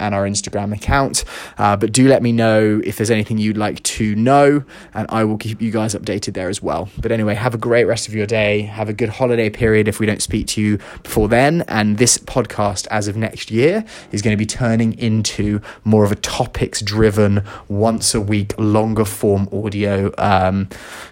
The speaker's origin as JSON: {"language": "English", "region": "London", "country": "United Kingdom", "moved": "yes", "lives_now": "Los Angeles, United States", "said": "I'm from London and she's from Chicago, we both live"}